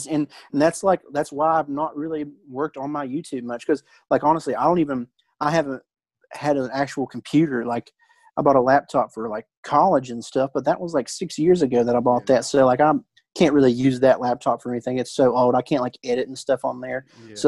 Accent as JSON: {"language": "English", "region": "West Virginia", "country": "United States", "said": "I'm from West Virginia."}